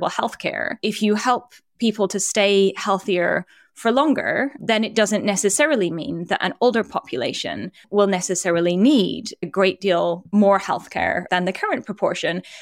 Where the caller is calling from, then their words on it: United States; I'm speaking from the United States, where often parents have no parental leave and people's access to healthcare is tied to their jobs.